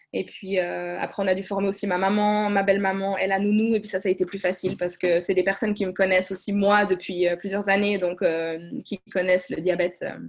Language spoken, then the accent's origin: French; Switzerland; chez nous en Suisse